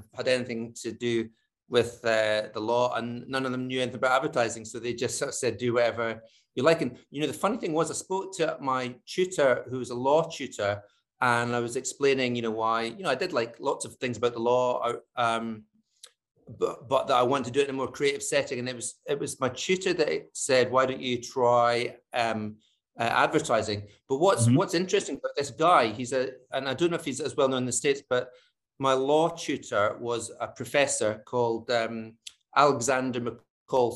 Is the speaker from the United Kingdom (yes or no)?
yes; Scotland, United Kingdom; moved away as an adult; I'm from Scotland originally, although I've not lived there for about 30 years.